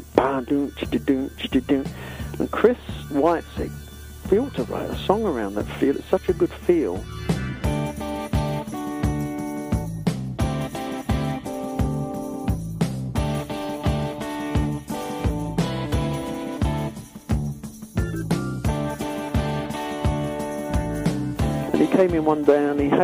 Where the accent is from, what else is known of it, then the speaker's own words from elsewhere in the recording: Hertfordshire, East of England, United Kingdom; we came from Hertfordshire as well